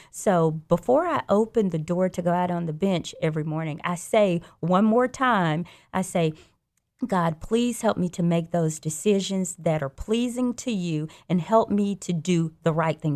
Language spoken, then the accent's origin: English; Birmingham, Alabama, United States; also born or lived in Louisiana; I grew up here in Birmingham. I grew up in the Inslee area, actually, and I graduated from Ramsey